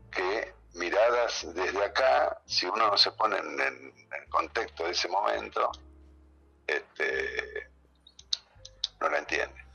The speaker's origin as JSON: {"language": "Spanish", "country": "Argentina", "said": "tenemos que aceptar que somos argentinos también."}